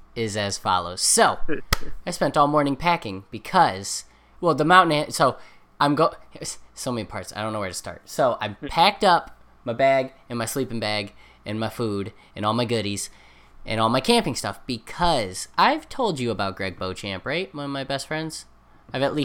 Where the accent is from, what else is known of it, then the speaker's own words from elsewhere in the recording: near Owego, New York, United States; Owego, New York, which is right by my hometown